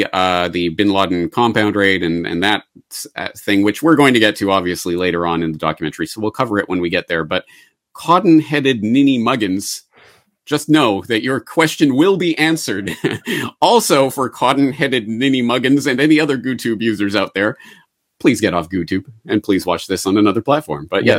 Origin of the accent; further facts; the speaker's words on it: Canada; And as a Canadian, so this is my perspective on it. As a Canadian, this is my entree into this